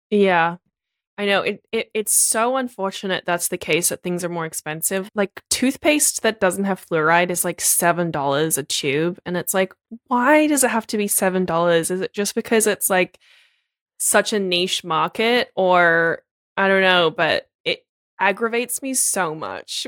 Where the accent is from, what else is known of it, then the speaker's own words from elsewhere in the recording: Australia; moved away as an adult; now in United States; I'm Australian